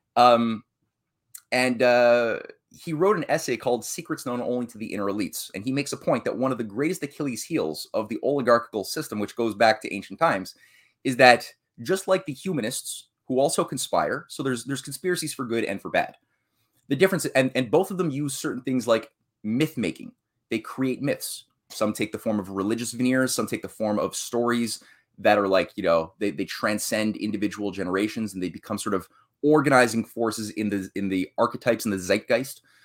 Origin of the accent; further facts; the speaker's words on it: Canada; I'm a Canadian, you know, the queen is my head of state.